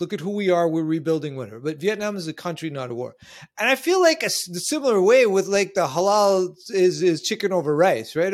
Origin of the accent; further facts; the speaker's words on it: New York City, New York, United States; I live in the two one two. I'm from Manhattan.